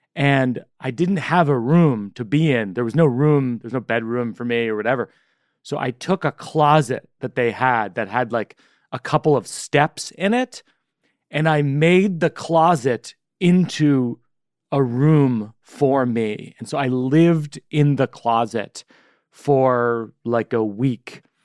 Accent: Shrewsbury, Massachusetts, United States; Shrewsbury's my hometown

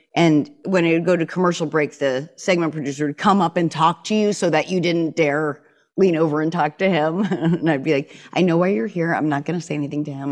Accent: New Hampshire, United States; the hardcore life of, uh, growing up in New Hampshire

